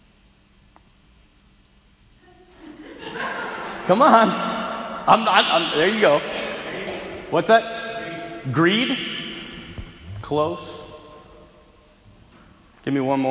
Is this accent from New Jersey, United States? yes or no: no; North Dakota, United States; I'm from North Dakota, so the culture out here is different.